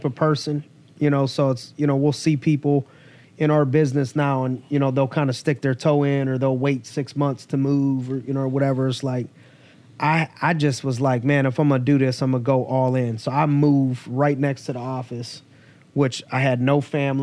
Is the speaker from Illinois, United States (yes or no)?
no; Youngstown, Ohio, United States; moved away; I'm from Youngstown